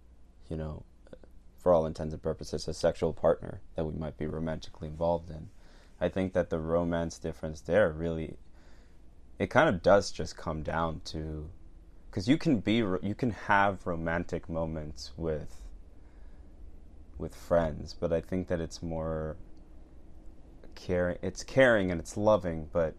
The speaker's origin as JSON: {"language": "English", "country": "Venezuela", "tie": "born there", "said": "Well, technically, I am foreign. I was born in Venezuela, everybody."}